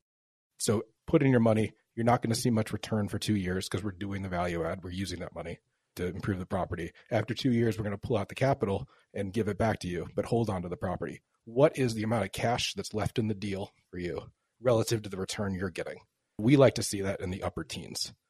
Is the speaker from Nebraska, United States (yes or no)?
no; Chicago, Illinois, United States; now in Portland, United States; I'm from Chicago